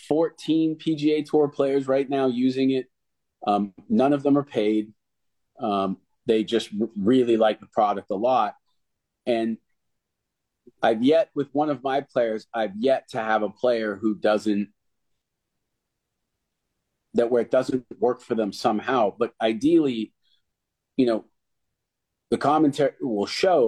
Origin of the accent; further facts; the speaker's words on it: Canada; I am from the Canadian education system